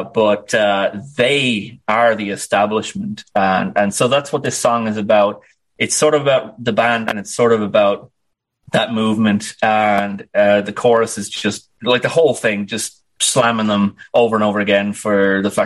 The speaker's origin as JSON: {"language": "English", "town": "Dublin", "region": "Leinster", "country": "Ireland", "tie": "born or raised there", "said": "I was actually born on the 1,000th birthday of my city, Dublin"}